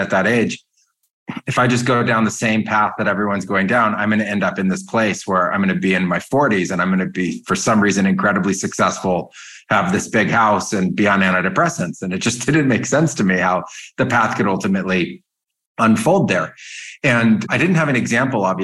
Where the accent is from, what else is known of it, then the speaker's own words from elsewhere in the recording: Silicon Valley, California, United States; I grew up in California in Silicon Valley